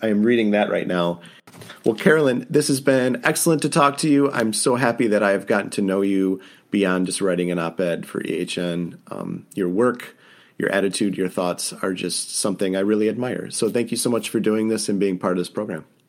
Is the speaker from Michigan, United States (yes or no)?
yes; downstate Michigan, United States; I grew up downstate in Michigan, and now I live on the edge of boreal forest almost.